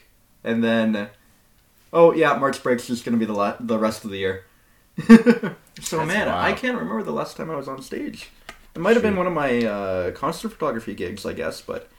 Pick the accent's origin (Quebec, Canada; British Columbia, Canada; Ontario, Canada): Ontario, Canada; Greeley; Like, literally, every time I go back home, I slip into the accent.